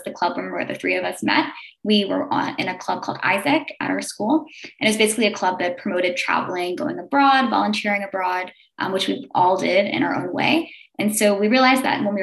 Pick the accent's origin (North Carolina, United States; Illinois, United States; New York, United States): New York, United States; New York City; I grew up in Staten Island, New York